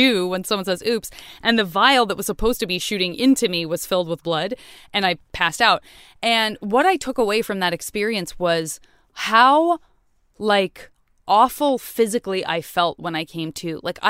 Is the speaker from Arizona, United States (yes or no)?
yes; Tucson, Arizona, United States; In Tucson, yeah.